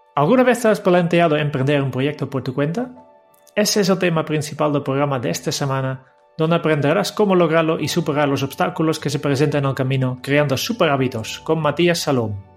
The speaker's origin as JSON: {"language": "Spanish", "country": "Netherlands", "said": "yo, como holandés"}